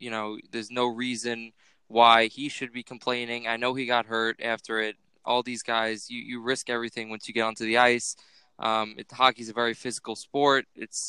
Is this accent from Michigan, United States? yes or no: no; Floyd Park, New York, United States; I'm from Floyd Park in New York